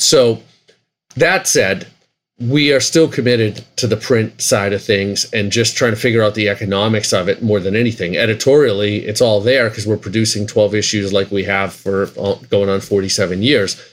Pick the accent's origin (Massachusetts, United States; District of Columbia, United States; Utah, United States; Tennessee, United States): Massachusetts, United States; Boston; We're both from Boston